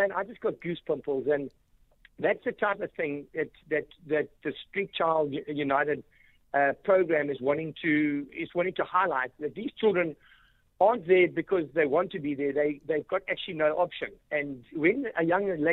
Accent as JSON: {"language": "English", "country": "South Africa", "also_born_or_lived": "England", "said": "where are you from? I said, South Africa"}